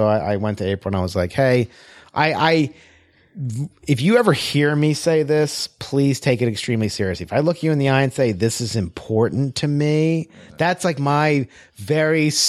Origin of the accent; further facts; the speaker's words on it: Linwood, Pennsylvania, United States; my hometown of Linwood, Pennsylvania